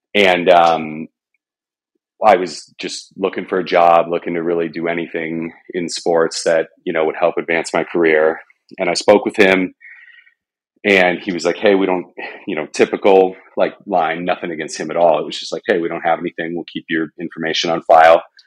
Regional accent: Arizona, United States; I grew up in Arizona.

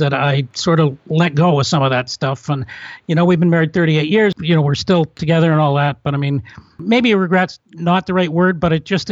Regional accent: Canada; also born or lived in Toronto; I'm from Canada

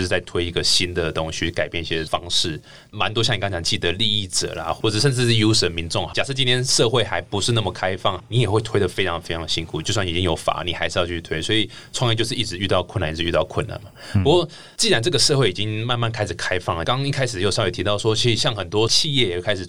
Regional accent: Taichung, Taiwan; 我台中人

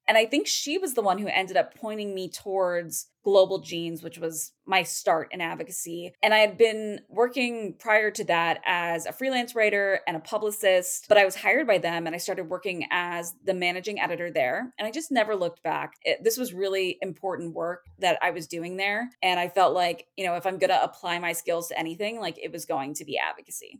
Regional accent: Portland, Oregon, United States; I am from the Portland, Oregon metro area.

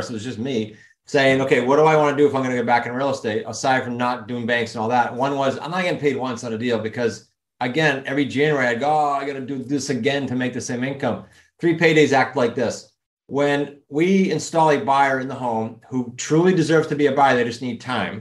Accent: New England, United States; accent: New England; my accent in New England

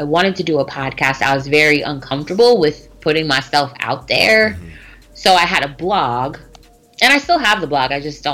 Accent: Pittsburgh, Pennsylvania, United States; moved away as an adult; also born or lived in New York; now in Baltimore, United States; I just came back to Pittsburgh because I'm from Pittsburgh, and I was living in New York

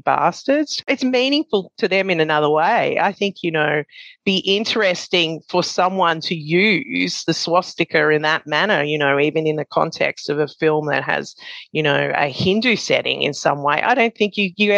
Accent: Australia; being an Australian, being brought up

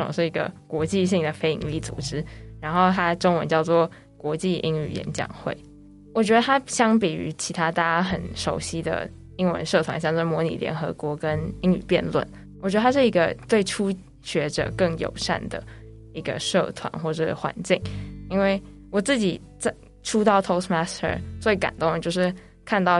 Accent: Germany; born there; 因为小时候是在德国出生，然后家人从小在家里也都是叫我英文名字。

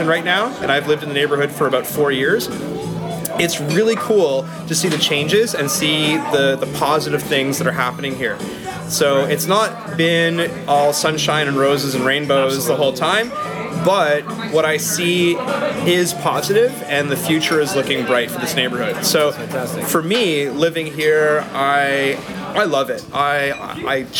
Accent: Barrie, Ontario, Canada; my hometown, Barrie

